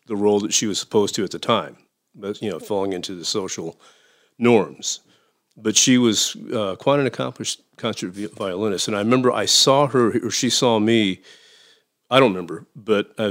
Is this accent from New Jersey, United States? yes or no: no; Danville, Illinois, United States; Danville is my hometown. It's right around Champaign-Urbana at the University of Illinois.